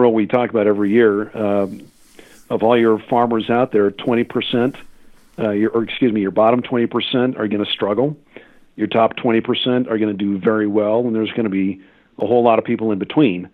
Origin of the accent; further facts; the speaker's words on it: Kansas, United States; in my home state of Kansas